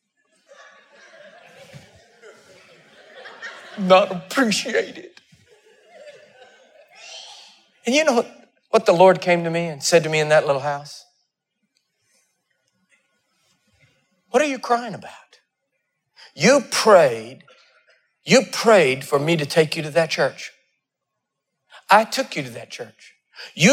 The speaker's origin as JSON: {"language": "English", "region": "Texas", "country": "United States", "tie": "born or raised there", "moved": "yes", "said": "I'm a Texan. I was born in Texas"}